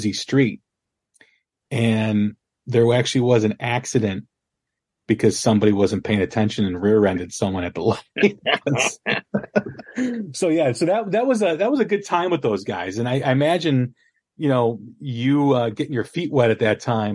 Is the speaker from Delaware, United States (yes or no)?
no; Chicago, Illinois, United States; I'm from Chicagoland too